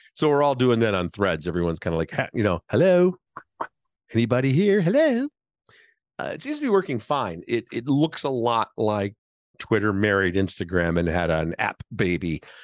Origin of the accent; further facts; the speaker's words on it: Chicago, Illinois, United States; I'm podcasting to you here from Chicago, my hometown.